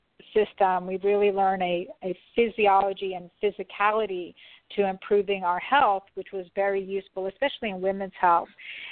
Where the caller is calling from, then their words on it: St. Simons Island, Georgia, United States; I am calling in from St. Simon's Island, Georgia.